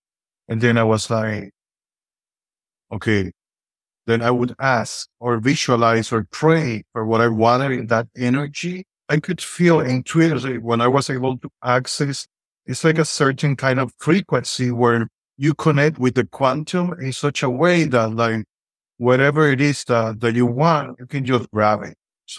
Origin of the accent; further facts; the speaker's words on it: Santiago, Dominican Republic; English is a second language; moved away as an adult; now in California, United States; I'm Dominican. I was born and raised in the Dominican Republic, Santiago, Dominican Republic. Right now, I'm here in California